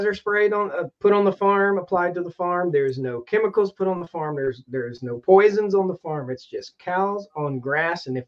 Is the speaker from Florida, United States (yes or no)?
no; Martinsville, Virginia, United States; now in North Carolina, United States; I grew up in Martinsville, Virginia, and NASCAR town there